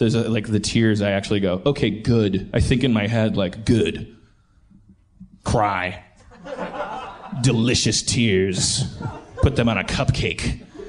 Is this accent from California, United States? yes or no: no; Milwaukee, Wisconsin, United States; accent: Milwaukee; would you hear my little Milwaukee accent? Most of the time, Pittsburgh's bringing it out of me.